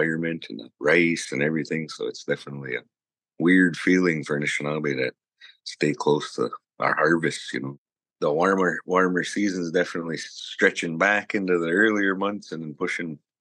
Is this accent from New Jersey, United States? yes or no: no; Lac Courte Oreilles Ojibwe Reservation, Wisconsin, United States; I come from the Lac Courte Oreilles Ojibwe Reservation